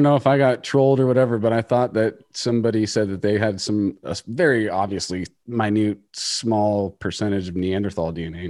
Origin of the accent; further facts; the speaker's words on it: United States; we're from America.